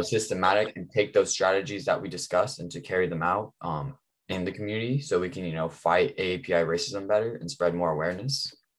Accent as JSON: {"language": "English", "country": "United States", "tie": "born or raised there", "said": "I was born in America and, you know, I'm just as American as everyone else"}